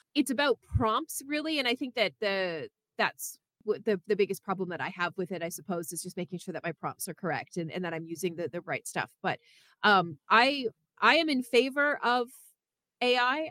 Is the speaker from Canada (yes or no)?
yes; Canada; now in United States; I'm from Canada